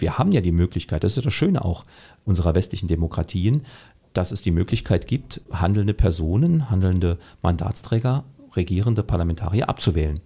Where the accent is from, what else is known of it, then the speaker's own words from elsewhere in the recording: Saarland, Germany; ich bin Saarländer, ich bin Deutscher